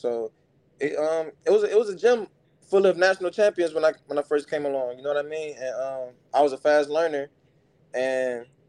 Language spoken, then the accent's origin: English; Cleveland, Ohio, United States; So, it was, Cleveland is a rough city.